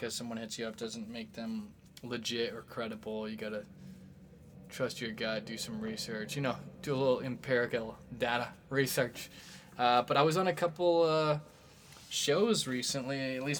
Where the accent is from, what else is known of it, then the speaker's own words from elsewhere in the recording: Midwest, United States; we're all from the Midwest